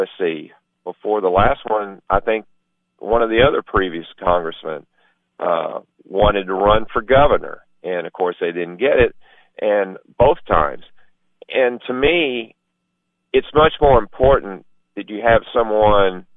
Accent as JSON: {"language": "English", "area": "White County", "region": "Tennessee", "country": "United States", "said": "I'm from White County"}